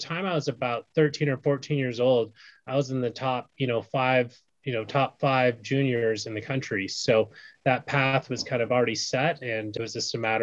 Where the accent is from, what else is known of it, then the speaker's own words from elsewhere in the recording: Bay Area, California, United States; also born or lived in Brooklyn, New York; I moved from Brooklyn out to California with my grandparents when I was 1. So I pretty much grew up in the Bay Area in California